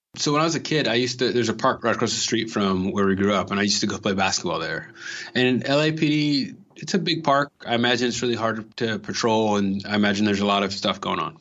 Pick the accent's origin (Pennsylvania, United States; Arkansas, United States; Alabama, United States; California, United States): California, United States; Los Angeles; born or raised there